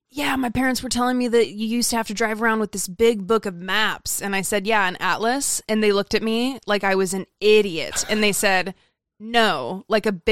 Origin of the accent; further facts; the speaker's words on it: Idaho, United States; I remember when I moved to Southern California from Idaho, and I got lost on the freeway